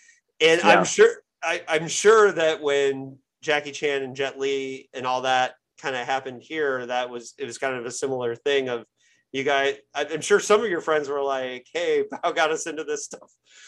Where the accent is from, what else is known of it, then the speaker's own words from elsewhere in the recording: Bloomington, Indiana, United States; I grew up in Indiana, Bloomington, Indiana, hour south of Indianapolis, college town.